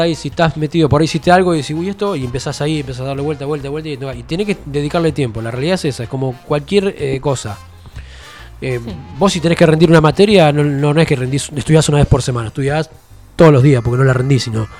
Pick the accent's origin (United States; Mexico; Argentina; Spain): Argentina; Haedo, Buenos Aires Province; moved away as an adult; also born or lived in El Palomar / Caseros; De Buenos Aires, yo soy de Buenos Aires.